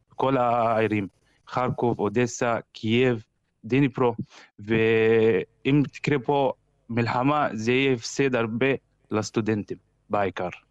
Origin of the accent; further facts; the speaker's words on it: Kafr Qasim, Central District, Israel; moved away as an adult; now in Kharkiv, Ukraine; אני מכפר קאסם